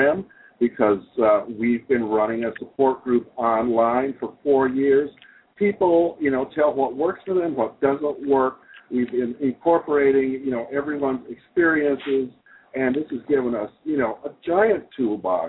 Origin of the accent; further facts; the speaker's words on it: Wisconsin, United States; moved away as an adult; also born or lived in Japan / Minneapolis; now in New York City, United States; I was born in Wisconsin, and I lived there until I was 20 years old